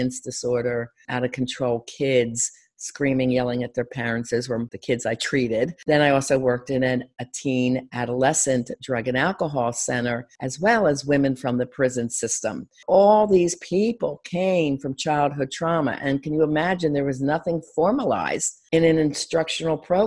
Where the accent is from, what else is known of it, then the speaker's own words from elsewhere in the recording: Delray Beach, Florida, United States; my hometown at Delray Beach area, Florida.